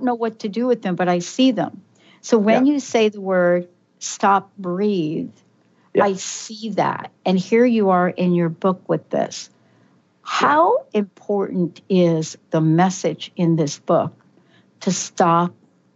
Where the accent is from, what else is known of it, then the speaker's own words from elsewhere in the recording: New York City, New York, United States; I am from the Bronx. I do know how to go old school, growing up in the projects in the Bronx.